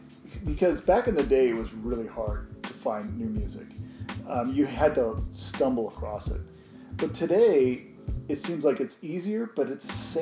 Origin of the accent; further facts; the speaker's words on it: Oregon, United States; In Oregon.